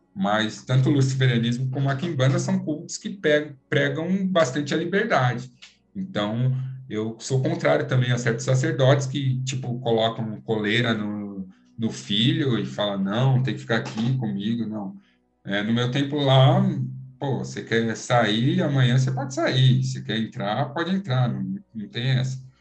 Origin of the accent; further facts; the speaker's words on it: Brazil; nós brasileiros